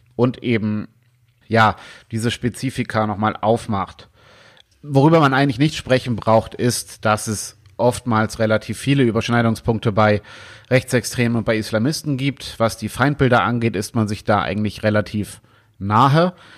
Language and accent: German; Germany; bei uns in Deutschland